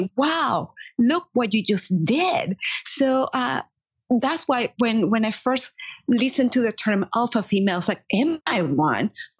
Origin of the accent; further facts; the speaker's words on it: Caracas, Capital District, Venezuela; English is a second language; moved away as an adult; now in United States; I was born and raised in Caracas, Venezuela.